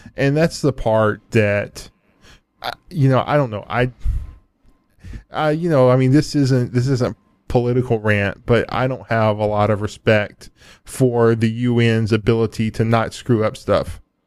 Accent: United States; I, I'm an American. I'm, I'm an American first and a world citizen second

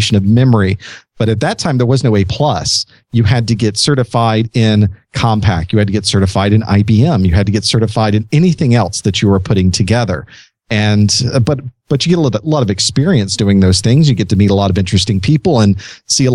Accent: Florida, United States; I grew up in Florida.

